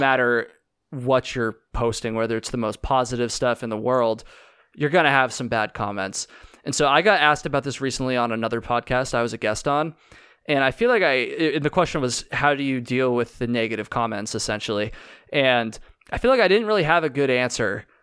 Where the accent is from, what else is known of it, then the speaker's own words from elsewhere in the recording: Vermont, United States; I'm from Vermont.